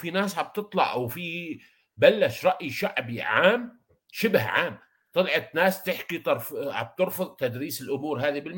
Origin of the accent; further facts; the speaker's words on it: Iraq; نفس الشيء عندنا بالعراق اللي بقبق